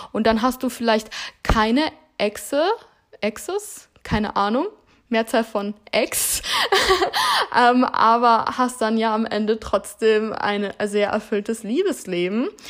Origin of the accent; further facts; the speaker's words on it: Heidelberg, Baden-Württemberg, Germany; moved away as an adult; now in Hamburg, Germany; Ich bin hier geboren und im Alter von drei Jahren sind wir dann, äh, bin ich dann umgezogen mit meiner Familie